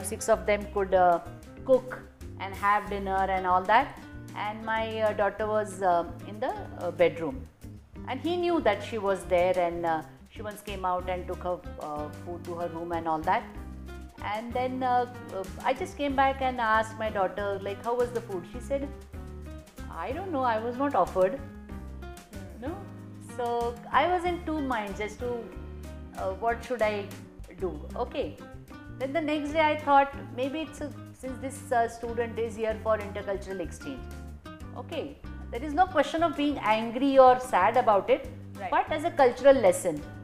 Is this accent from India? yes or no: yes; India; moved away as an adult; also born or lived in Russia; Indians, and especially probably me growing up in India